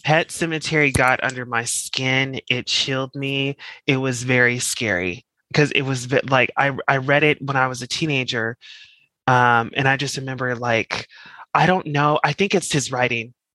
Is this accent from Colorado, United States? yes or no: yes; Colorado, United States; moved away; I'm from Colorado. I'm just you know where it actually starts snowing in October